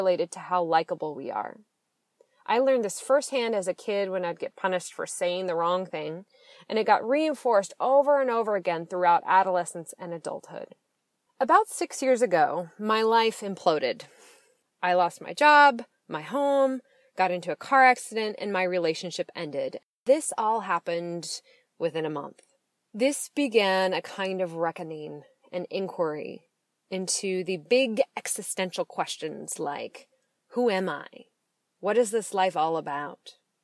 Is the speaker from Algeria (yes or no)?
no; Seattle, Washington, United States; now in San Francisco, United States; I'm originally from Washington State, mostly the Seattle area. That is where I grew up and came of age